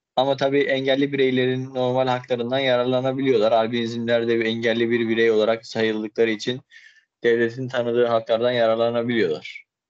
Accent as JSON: {"language": "Turkish", "region": "Erzurum", "country": "Turkey", "tie": "born or raised there", "also_born_or_lived": "Istanbul", "moved": "as an adult", "said": "ben 1994 yılında Erzurum'da doğdum. Daha sonrasında ise işte ilk öğretimi ve liseyi bitirdikten sonra İstanbul Hukuk Fakültesini kazandım"}